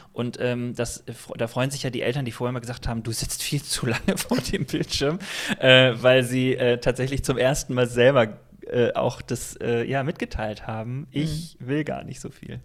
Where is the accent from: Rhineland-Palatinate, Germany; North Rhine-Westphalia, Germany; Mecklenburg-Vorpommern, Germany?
North Rhine-Westphalia, Germany; Remscheid; also ich bin äh, groß geworden in einer Baptistengemeinde. Ich komme aus Remscheid